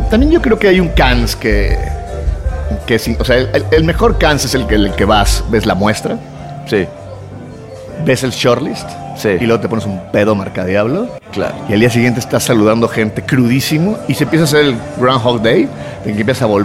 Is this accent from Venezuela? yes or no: yes; Venezuela; also born or lived in Mexico / Los Angeles; soy de Venezuela, pero te bajaba en México, yo he vivido en Los Ángeles.